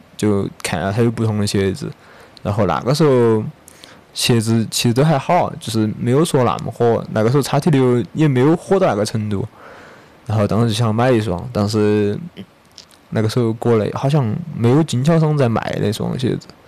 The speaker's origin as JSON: {"language": "Chinese", "region": "Sichuan", "country": "China", "said": "我是四川的"}